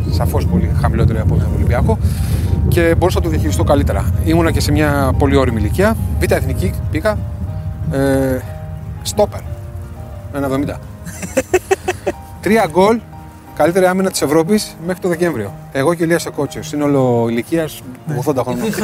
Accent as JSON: {"language": "Greek", "town": "Ioannina", "region": "Epirus", "country": "Greece", "said": "Είμαι από τα Γιάννη ήταν, ήταν, χαρά μου να παίζω για την πατρίδα μου, την ιδιαίτερη πατρίδα μου."}